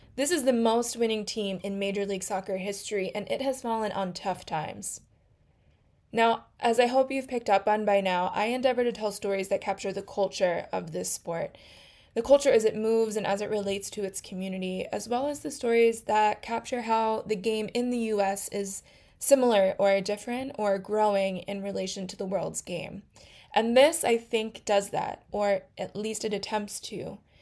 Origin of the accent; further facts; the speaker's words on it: Philadelphia, Pennsylvania, United States; my hometown team, the Philadelphia Union